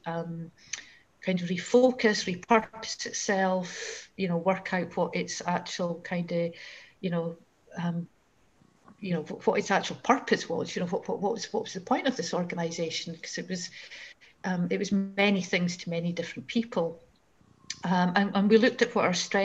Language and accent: English; Fife, Scotland, United Kingdom; I grew up in Fife